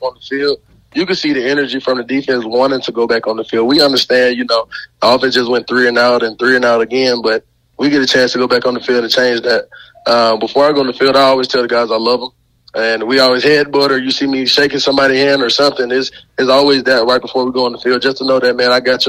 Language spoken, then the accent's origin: English; Montgomery, Alabama, United States; moved away; I'm from Montgomery, Alabama